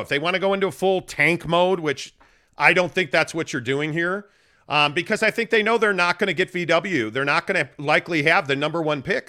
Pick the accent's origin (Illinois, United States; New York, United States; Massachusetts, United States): Illinois, United States; Chicago; moved away; Born and raised in Chicago